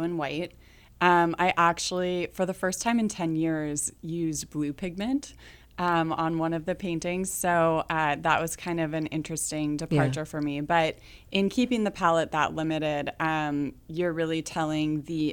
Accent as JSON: {"language": "English", "region": "Northern California", "country": "United States", "tie": "born or raised there", "moved": "as an adult", "lives_now": "Kansas City, United States", "said": "I'm from Northern California. you know, grew up in the Redwoods and stuff and kind of on the coast"}